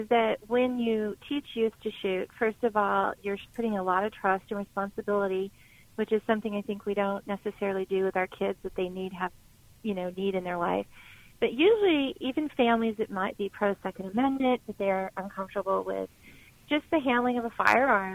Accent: rural Arizona, United States; Everything I own is in this district, and it's been the greatest place on earth to be raised

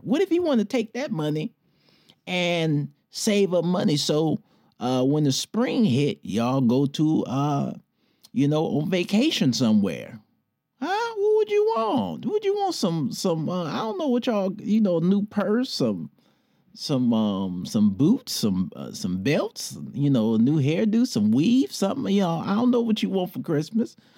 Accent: Detroit, Michigan, United States; moved away; my hometown, Detroit

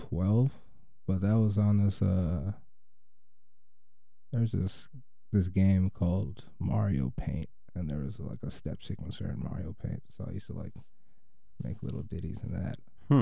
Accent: Kenosha, Wisconsin, United States; I did grow up in Wisconsin. Yeah. I grew up in Kenosha.

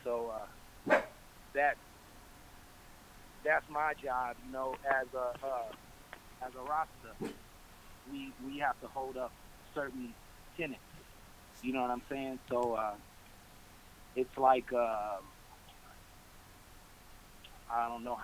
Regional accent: Anaheim, California, United States; now in Long Beach, United States; I grew up in Anaheim, in the Anaheim Hills

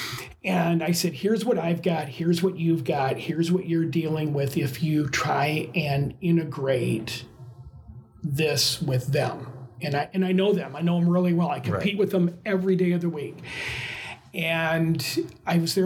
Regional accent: Michigan, United States

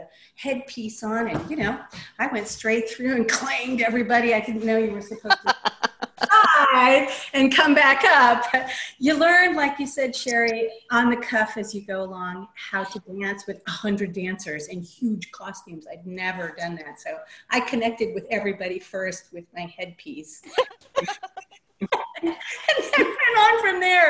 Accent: Berkeley, California, United States; I grew up in Berkeley

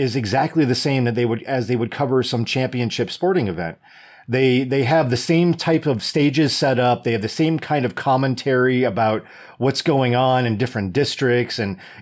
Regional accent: United States; As an American

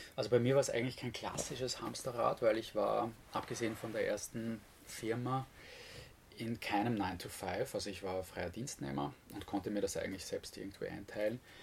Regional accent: Vienna, Austria; moved away as an adult; now in Styria, Austria; ich wurde in Wien geboren und habe eigentlich eine vergleichsweise unbeschwerte Kindheit gehabt

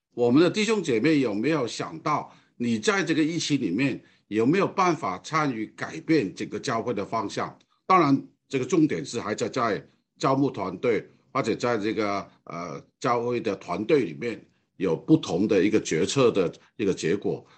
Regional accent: Hong Kong; Chinese is a second language; moved away as an adult; now in Taiwan; 我讲的这个华语或者国语啊，并不是很完全的标准的原因，因为我的本身是从香港过来的，我在台湾超过五十年的时间，从我大学到现在

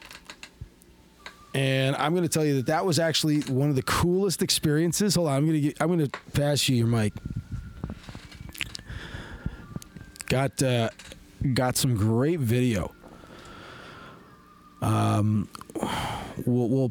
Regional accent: Canada; We're Canadian.

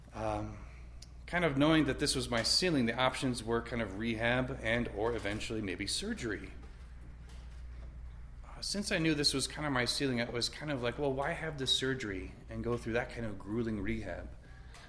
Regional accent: Rapid City, South Dakota, United States; I grew up here in Rapid. I was born and raised here about a mile east of the cathedral and the hospital

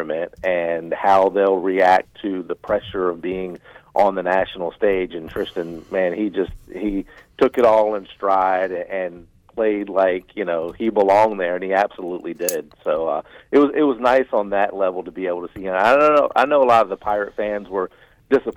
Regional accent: Tidewater area, Virginia, United States; I grew up in the Tidewater area, so we had home team sports

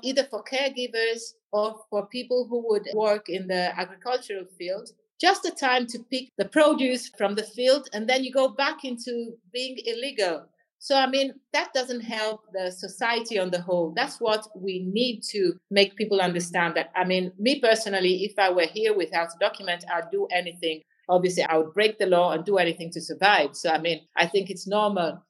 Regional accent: Florence, Tuscany, Italy; I was born in Florence

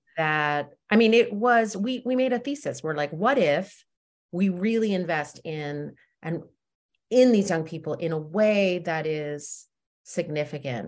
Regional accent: Westfield, New Jersey, United States; I grew up in suburban Jersey, in Westfield, New Jersey

